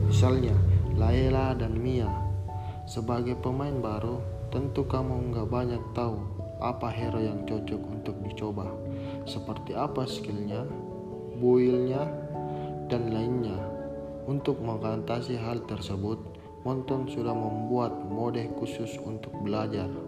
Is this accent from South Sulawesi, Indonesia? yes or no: yes; Makassar, South Sulawesi, Indonesia; born there; Saya lahir keluarga sederhana di negara Indonesia pada tanggal 9 Januari 2001 di Provinsi Sulawesi Selatan, tepatnya di kota Makassar.